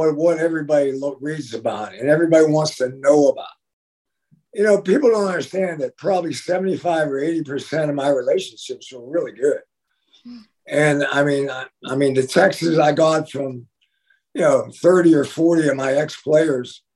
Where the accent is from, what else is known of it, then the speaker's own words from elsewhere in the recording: Western Pennsylvania, United States; I'm from Western Pennsylvania